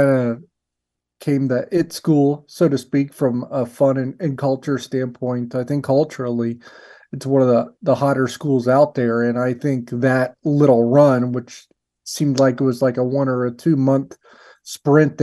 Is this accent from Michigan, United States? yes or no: no; 45 minutes north of Xenia, Ohio, United States; now in Kansas, United States; I grew up about 45 minutes north of a town called Xenia, Ohio.